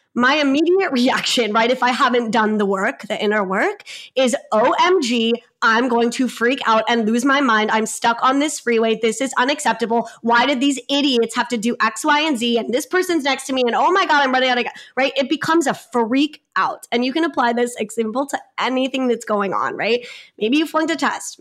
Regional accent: Long Beach, California, United States; I am from Long Beach, California, so pretty much on the border of L A and Orange County. So, I grew up in L A, still here, love this city

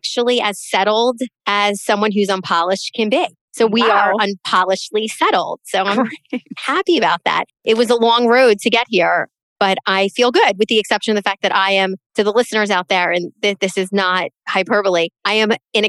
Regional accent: the North, Northeast, United States; accent: Northern; now in Florida, United States; I'm a Northerner, tried and true in my heart, but here I am raising my kids here

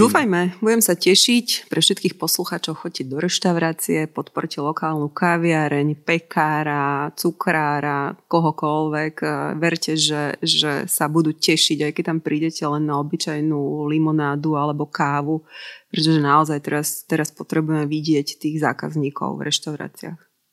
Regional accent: Slovakia; my sme Slováci

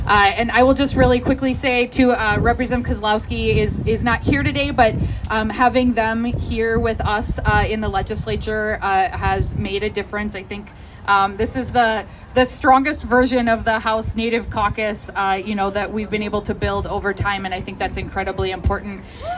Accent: Cass Lake, Minnesota, United States; So I'm from Leech Lake. I grew up in the Cass Lake area. I now represent Ramsey County suburbs

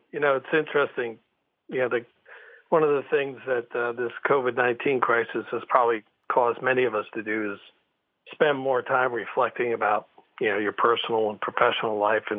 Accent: South Shore of Long Island, Nassau County, New York, United States; I grew up on the South Shore of Long Island

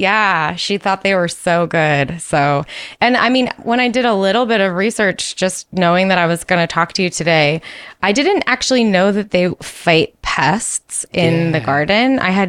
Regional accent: New York, United States; When I was young and I was just starting to like babysit a lot in my hometown, I had these two sisters, and we would play outside all the time because we lived in a small town in upstate New York.

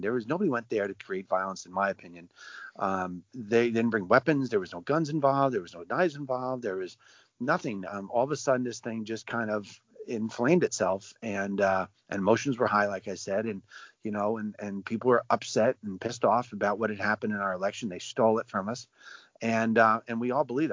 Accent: United States; we as Americans

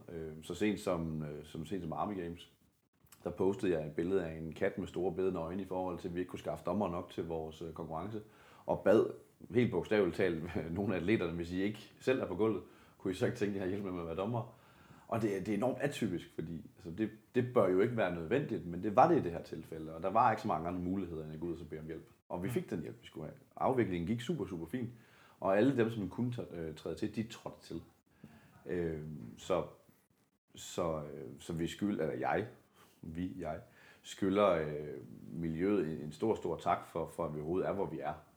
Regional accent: Denmark; nu kommer jeg fra det mørke Jylland

